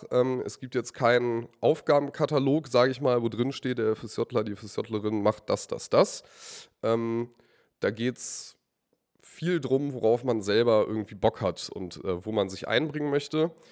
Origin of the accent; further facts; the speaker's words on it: Braunschweig, Lower Saxony, Germany; ich bin äh, …, bin 20 Jahre alt, komme aus äh, Braunschweig, aus dem wunderschönen Stamm Johann Hinrich Wichern, aus dem Bezirk Elm.